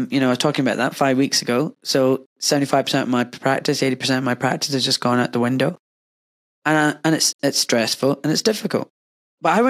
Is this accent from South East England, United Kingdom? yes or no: no; Glasgow, Scotland, United Kingdom; moved away; also born or lived in Cheshire; This brown kid from Glasgow